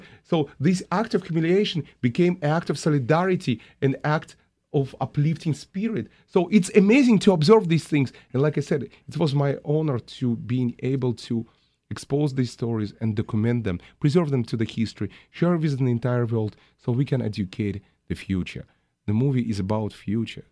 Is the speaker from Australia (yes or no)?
no; Russia; now in United States; I was born in Russia.